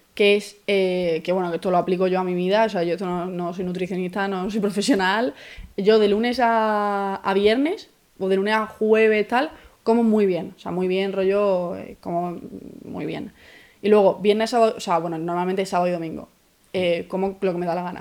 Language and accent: Spanish; Málaga, Andalusia, Spain; moved away as an adult; now in Madrid, Spain; Soy de Málaga, llevo cinco años aquí